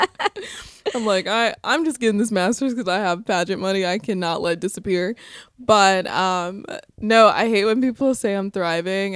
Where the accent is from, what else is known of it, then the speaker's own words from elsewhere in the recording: Sylacauga, Alabama, United States; moved away; my hometown of Sylacauga